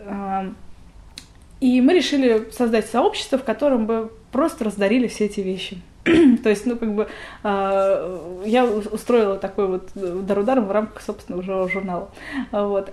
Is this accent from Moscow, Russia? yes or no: yes; Moscow, Russia; я родилась в Москве